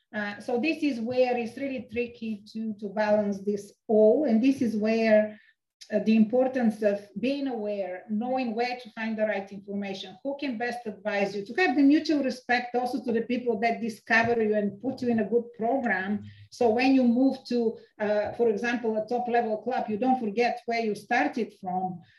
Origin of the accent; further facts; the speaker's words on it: Sofia, Sofia City, Bulgaria; I grew up in Sofia